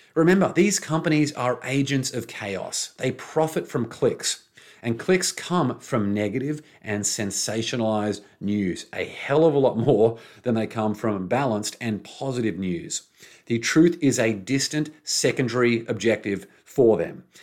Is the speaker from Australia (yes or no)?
yes; Brisbane, Queensland, Australia; moved away; in Brisbane, my hometown. Well, not my hometown anymore, by former hometown, Brisbane, Australia.